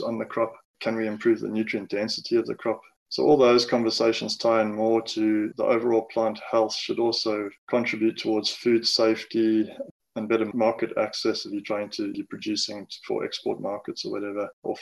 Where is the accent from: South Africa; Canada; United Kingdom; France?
South Africa; Amanzimtoti, KwaZulu-Natal; also born or lived in Durban; I grew up in Manzimtoti in KZN, went to school